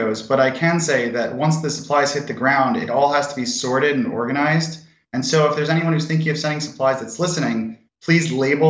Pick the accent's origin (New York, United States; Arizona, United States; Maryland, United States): New York, United States; moved away; So I grew up in New York